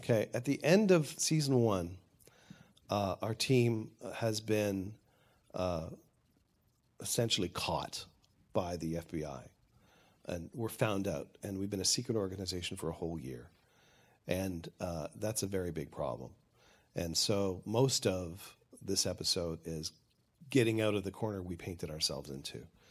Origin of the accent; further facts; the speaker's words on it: Canada; I'm Canadian